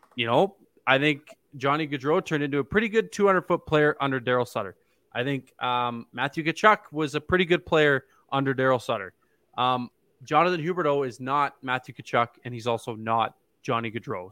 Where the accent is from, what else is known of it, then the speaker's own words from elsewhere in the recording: Ontario, Canada; now in Calgary, Canada; I'm from Ontario